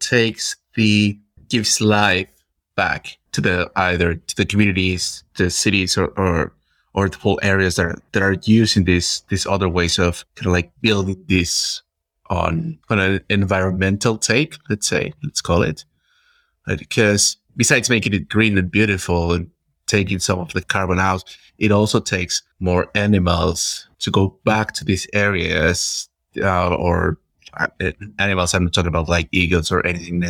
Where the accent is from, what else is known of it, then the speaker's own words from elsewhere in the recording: Peru; moved away as an adult; now in Germany; I come from Peru. And just moving here into Germany